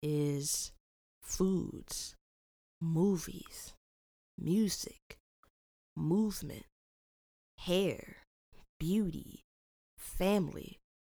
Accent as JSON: {"language": "English", "country": "United States", "said": "I'm Black. But where am I from? America."}